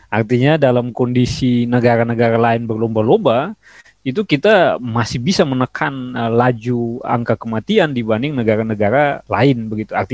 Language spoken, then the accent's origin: Indonesian; Kupang, East Nusa Tenggara, Indonesia; Kebetulan saya orang Kupang